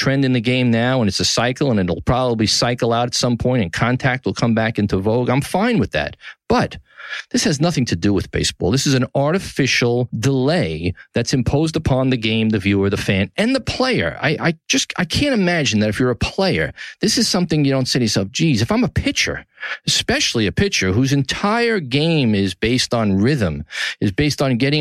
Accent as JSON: {"language": "English", "town": "New York City", "region": "New York", "country": "United States", "tie": "born or raised there", "said": "From the Gotham Podcast Studio in the heart of downtown New York City, my hometown, Tribeca"}